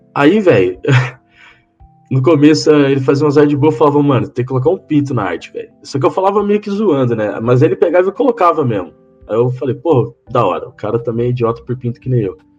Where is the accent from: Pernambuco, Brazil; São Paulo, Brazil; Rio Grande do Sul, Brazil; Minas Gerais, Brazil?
São Paulo, Brazil; Rio Claro; moved away as an adult; also born or lived in Cornélio Procópio; eu só nasci em São Paulo, mas com oito ou nove meses de vida eu me mandei para Rio Claro, no interior de São Paulo. Aí eu cresci lá.